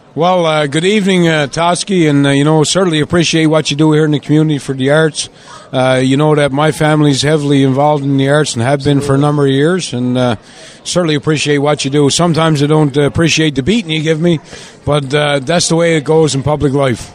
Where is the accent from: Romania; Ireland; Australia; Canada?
Canada; St. John's, Newfoundland and Labrador; born or raised there; moved away